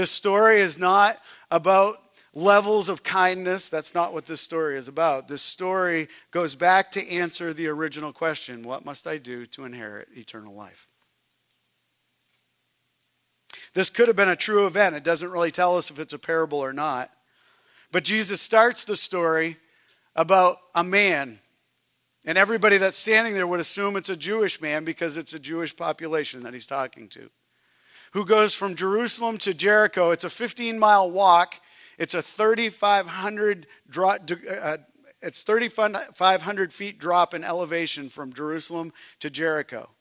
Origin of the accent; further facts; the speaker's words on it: Canada; moved away; I'm Canadian